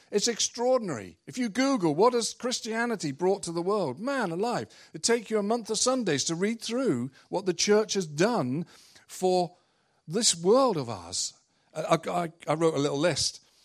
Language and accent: English; England, United Kingdom; moved away; I'm from England